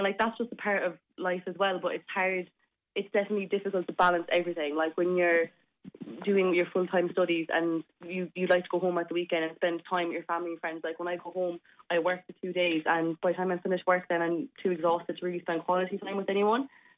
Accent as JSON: {"language": "English", "town": "Cork", "region": "Munster", "country": "Ireland", "said": "I don't live at home just because I'm from Cork and I go to UL, so I have to live in Limerick"}